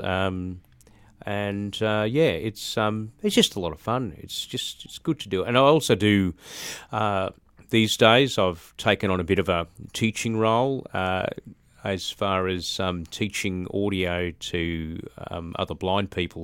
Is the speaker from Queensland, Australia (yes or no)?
yes; Brisbane, Queensland, Australia; I grew up in Brisbane, um, in a place called Birkdale, which is on the sort of south side of Brisbane